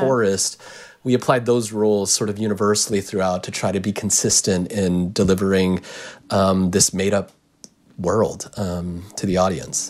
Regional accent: United States; I'm Japanese American

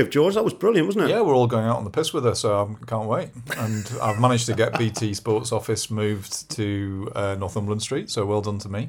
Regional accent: Brussels, Belgium; born there; I'm not a Geordie. Accent. I was born in Brussels.

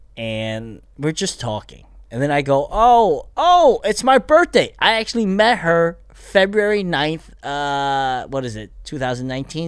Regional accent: Bethlehem, Pennsylvania, United States; moved away as an adult; also born or lived in Korea; now in Los Angeles, United States; I grew up in Pennsylvania

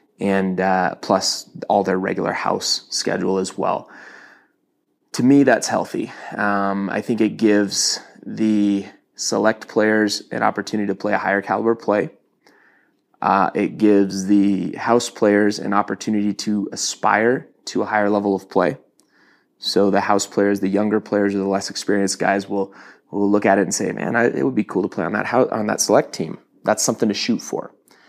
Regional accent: Toronto, Ontario, Canada; now in Utah, United States; When I moved to Utah from Toronto, so I, you know, to kind of put this in perspective

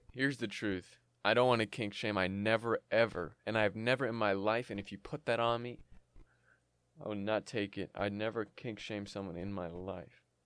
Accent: Canada; I'm Canadian, and we respect the queen up here

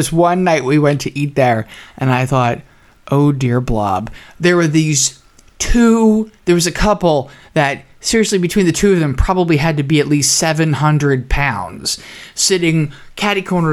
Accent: New Jersey, United States; moved away; also born or lived in Oklahoma City; when I was growing up in New Jersey

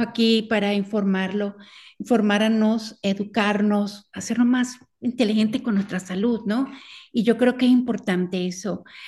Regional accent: Venezuela; como venezolana

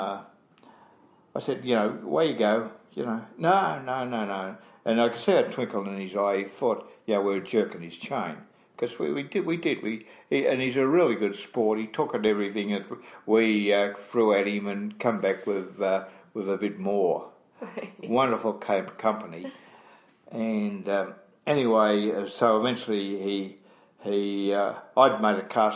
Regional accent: Australia; I'm from Australia.

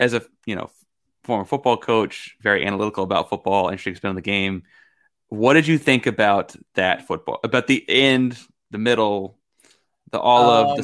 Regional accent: Houston, Texas, United States; born there; listeners of the show know that I was born in Houston.

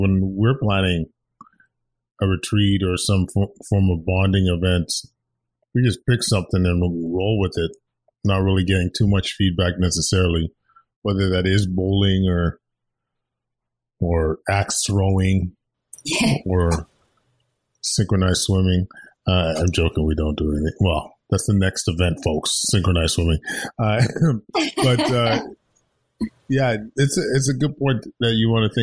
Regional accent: Edmonton, Alberta, Canada; growing up in Edmonton

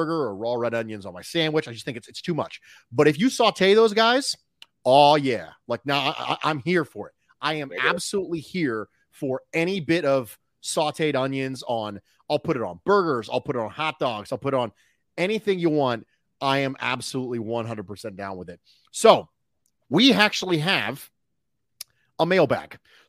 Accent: Philadelphia, Pennsylvania, United States; born there; So, I was born, as I mentioned before, I was born in West Philadelphia. So in the area of West Philadelphia is where I was born.

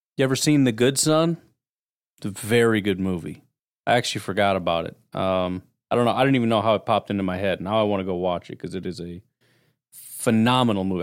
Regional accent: Illinois, United States; I grew up in Illinois.

